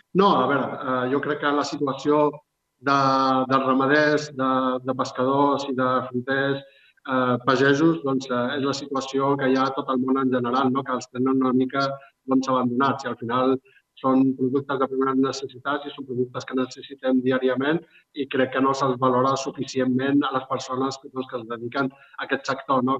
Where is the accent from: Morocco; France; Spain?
Morocco; Larache, Tanger-Tetouan-Al Hoceima; moved away; la meva ciutat natal, no, a l'Arache